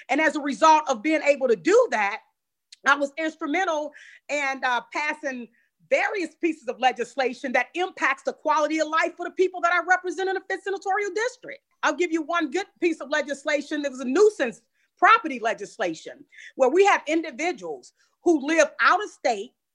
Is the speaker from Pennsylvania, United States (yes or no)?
no; St. Louis, Missouri, United States; I come from the Doris Webby housing projects